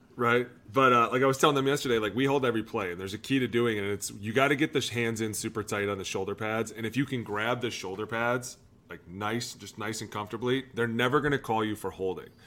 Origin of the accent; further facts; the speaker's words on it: Cleveland, Ohio, United States; I was from Cleveland